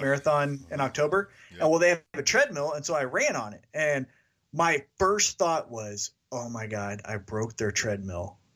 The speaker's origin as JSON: {"language": "English", "town": "Kansas City", "region": "Missouri", "country": "United States", "tie": "born or raised there", "said": "that's my hometown"}